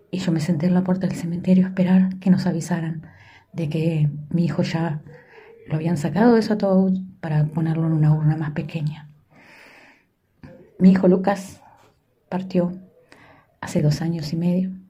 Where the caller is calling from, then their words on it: Montevideo, Uruguay; desde el país de Uruguay, eh, la ciudad de Montevideo, les saluda.